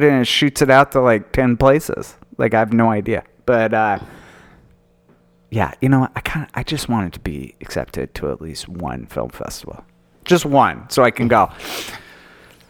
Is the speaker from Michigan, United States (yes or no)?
no; Utah, United States; I grew up in Utah, and Sundance, I mean, I used to, in high school, we would sneak into movies